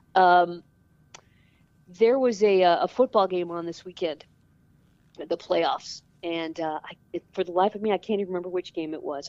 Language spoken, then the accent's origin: English; Toledo, Ohio, United States; moved away as an adult; also born or lived in Cincinnati, Ohio / Orange County, California; I am originally from Toledo, Ohio, um, and the radio was just always on in our house